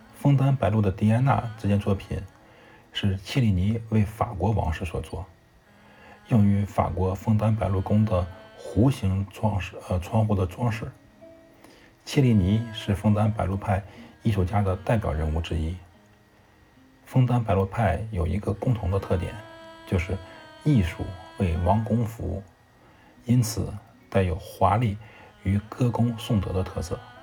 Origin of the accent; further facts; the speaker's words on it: China; 我们中国人